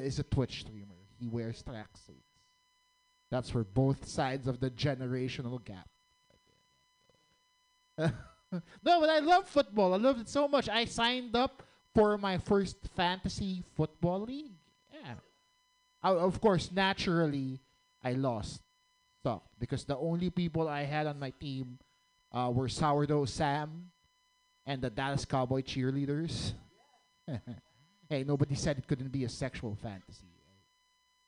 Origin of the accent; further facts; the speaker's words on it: Philippines; moved away; I'm actually from the Philippines